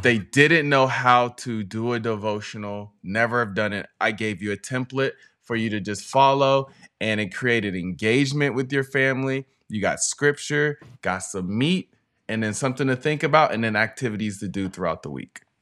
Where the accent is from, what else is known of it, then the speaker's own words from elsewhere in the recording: West Coast, United States; also born or lived in North Carolina; We're from the West Coast